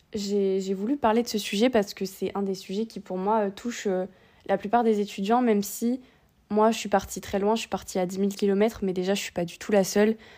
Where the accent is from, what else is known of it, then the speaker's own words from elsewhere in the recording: Réunion; moved away as an adult; also born or lived in metropolitan France; now in France; je viens de La Réunion, je fais mes études euh, ici